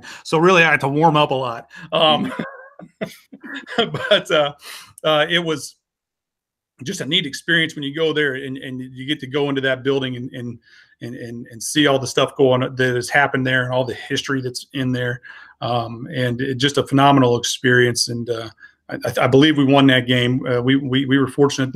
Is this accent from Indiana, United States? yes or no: yes; Franklin, Indiana, United States; born or raised there